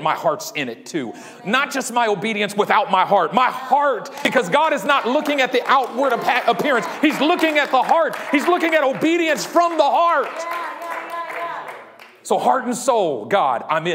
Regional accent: Oakland, California, United States; also born or lived in Union City, California; I'm from Oakland. I was born in Oakland. I was raised in Oakland

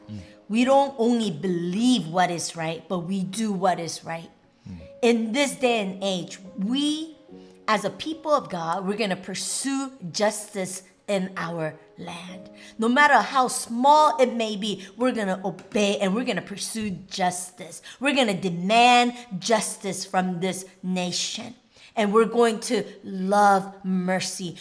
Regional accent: Anchorage, Alaska, United States; I'm from Anchorage, Alaska

